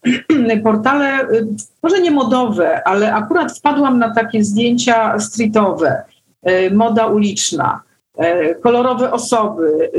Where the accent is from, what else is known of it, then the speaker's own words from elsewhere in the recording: Warsaw, Masovian Voivodeship, Poland; Ja się urodziłam w Warszawie. Jestem warszawianką z iluś tam pokoleń do tyłu i po prostu miasto jest moim takim naturalnym środowiskiem